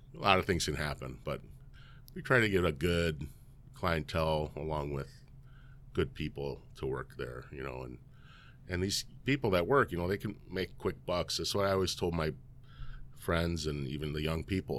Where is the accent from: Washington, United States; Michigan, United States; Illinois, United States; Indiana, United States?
Illinois, United States; Elgin; I grew up in Elgin, born and raised